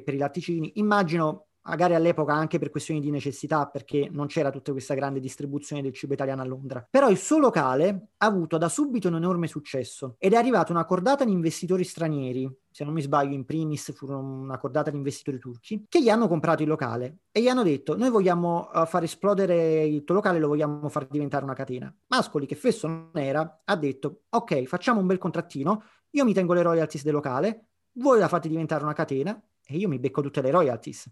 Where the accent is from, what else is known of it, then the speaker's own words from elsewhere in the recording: Naples, Campania, Italy; moved away as an adult; also born or lived in London; Io sono napoletano